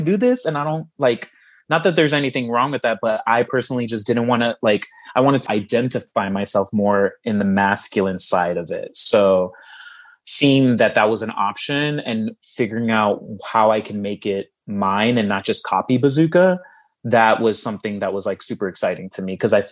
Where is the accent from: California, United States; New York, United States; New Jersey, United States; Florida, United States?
Florida, United States; Miami; moved away as an adult; also born or lived in Chicago / Los Angeles; I moved out there from my hometown of Miami to go to school to study theater